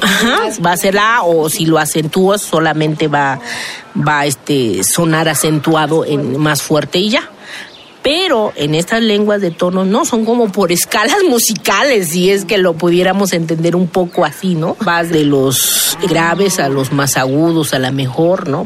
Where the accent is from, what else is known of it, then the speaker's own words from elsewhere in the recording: Oaxaca, Mexico; Yo soy de la Sierra